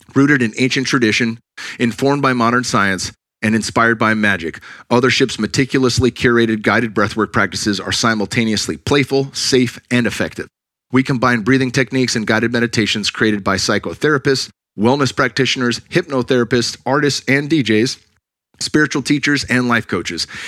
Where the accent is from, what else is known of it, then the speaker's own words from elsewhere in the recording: Cupertino, California, United States; I grew up in the Bay Area, Silicon Valley kid. Went to Monta Vista High School in Cupertino